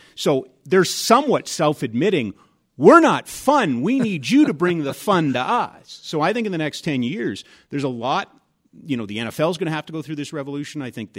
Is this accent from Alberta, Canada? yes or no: yes; Edmonton, Alberta, Canada; I grew up in Edmonton. I played street hockey all the time